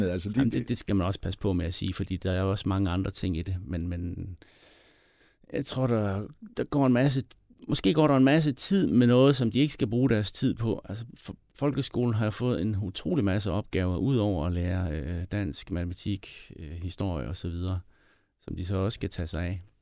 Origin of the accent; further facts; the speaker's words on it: Southern Denmark, Denmark; Jeg kommer ud for Høre Power er lige uden for Sønderborg.